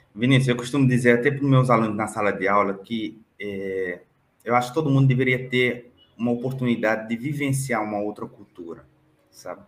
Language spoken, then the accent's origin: Portuguese; Cape Verde; now in Brazil; Eu sou cabo-verdiano, africano, que atravessou o Atlântico e que foi acolhido por esse país fantástico que eu amo muito, que é meu, o Brasil